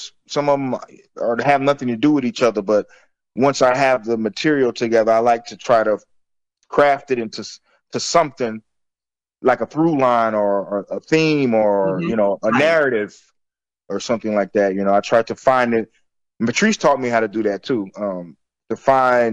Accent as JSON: {"language": "English", "town": "Florence", "region": "South Carolina", "country": "United States", "tie": "born or raised there", "said": "where I grew up in Florence, South Carolina"}